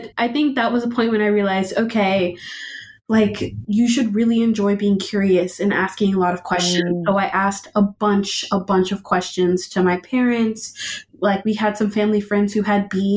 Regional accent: Austin, Texas, United States; I am born and raised in Austin, Texas

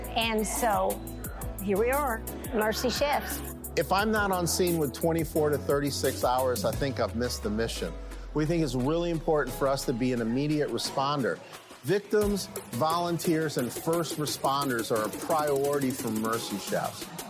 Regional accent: New Orleans, Louisiana, United States; now in Virginia, United States; New Orleans was my hometown

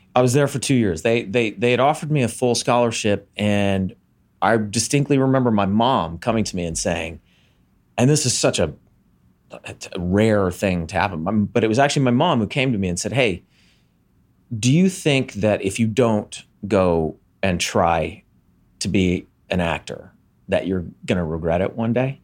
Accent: Montgomery, Alabama, United States; in my hometown in Montgomery, Alabama

